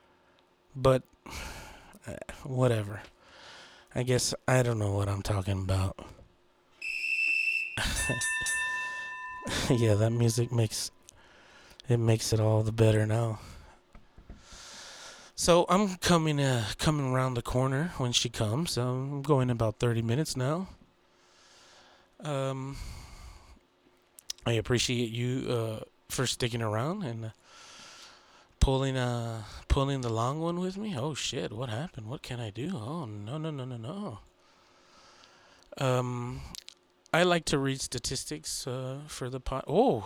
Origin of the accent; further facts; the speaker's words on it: Texas, United States; I'm from Texas.